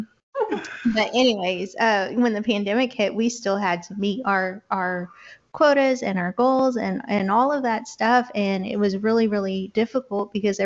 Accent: Bowling, Texas, United States; now in Louisiana, United States; I'm from the even better state of Texas

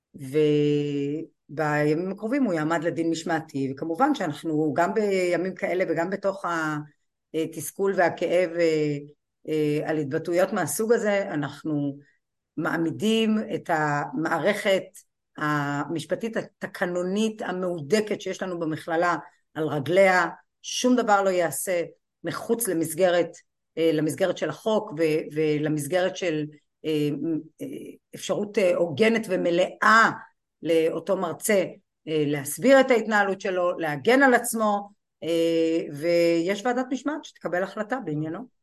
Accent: Kiryat Malakhi, Southern District, Israel; ואני נולדתי וגדלתי בקריית מלאכי

